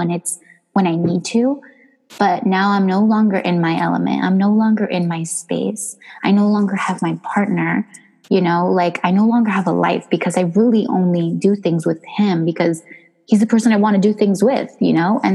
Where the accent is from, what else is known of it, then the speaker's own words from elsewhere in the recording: New Jersey, United States; moved away; also born or lived in Miami / New York; I was born in New Jersey